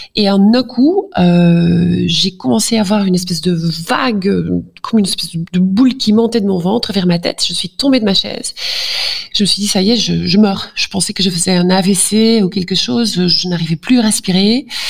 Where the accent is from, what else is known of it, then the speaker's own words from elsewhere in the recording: Flanders, Belgium; French is a second language; Pardon pour mon français, parfois je suis flamande